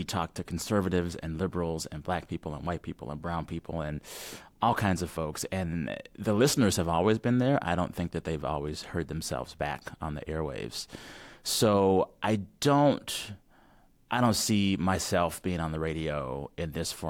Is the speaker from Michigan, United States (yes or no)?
no; Texas, United States; as a Texan